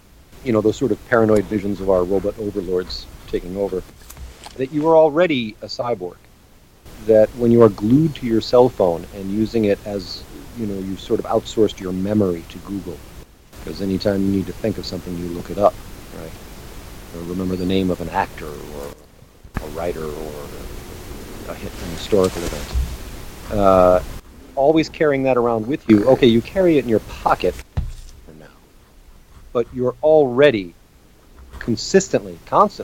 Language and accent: English; United States; I'm American